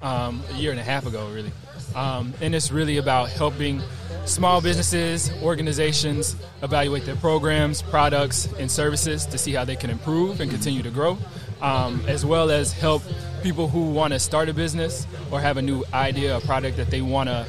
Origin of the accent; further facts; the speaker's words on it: Pontotoc, Mississippi, United States; moved away; I'm from Pontotoc